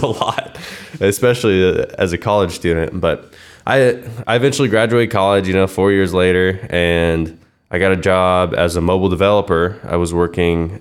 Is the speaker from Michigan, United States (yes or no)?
no; Wichita, Kansas, United States; Born and raised in West Wichita